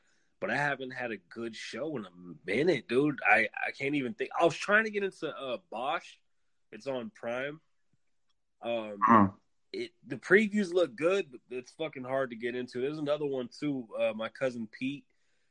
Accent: Canada; being a Canadian kid

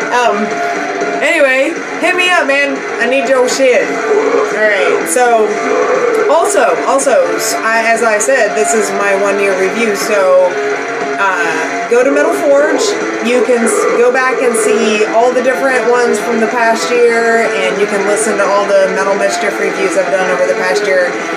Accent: Pittsburgh, Pennsylvania, United States; I'm from Pittsburgh

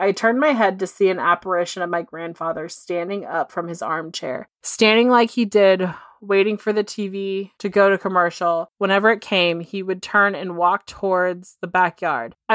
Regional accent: Tukwila, Washington, United States; I grew up in Tuckawilla, Washington, most famously known for the Green River Killer, Gary Ridgway, as my city was his dumping grounds for many years. It's about a 15 20 minute drive from downtown Seattle.

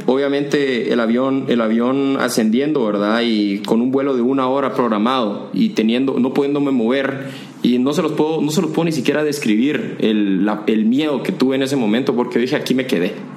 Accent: Guatemala; moved away as an adult; also born or lived in Costa Rica; yo como guatemalteco

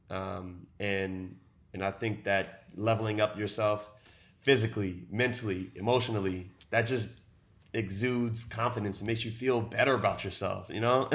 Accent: Baltimore, Maryland, United States; now in Seattle, United States; I was born in Baltimore City, Maryland, and I currently live in downtown Seattle.

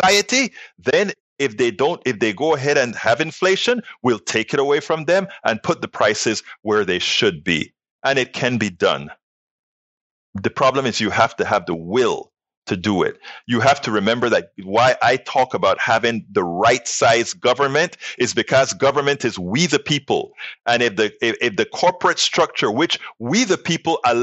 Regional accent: United States; we as American citizens

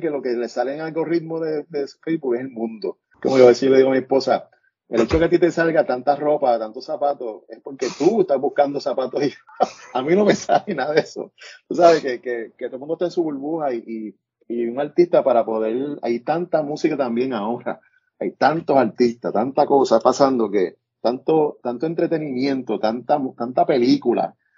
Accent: Puerto Rico; moved away; afuera yo escuchaba música que no escuchaba en Puerto Rico

